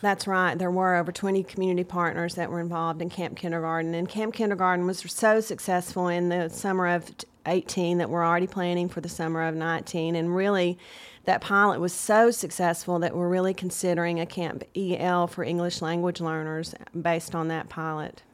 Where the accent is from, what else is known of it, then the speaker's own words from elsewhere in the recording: Chattanooga, Tennessee, United States; also born or lived in Nashville; I'm from Chattanooga